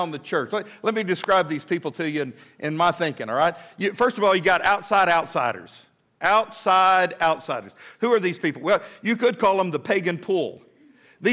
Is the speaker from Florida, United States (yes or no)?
no; Midland, Texas, United States; now in Fort Smith, United States; when I was a boy growing up in Midland, Texas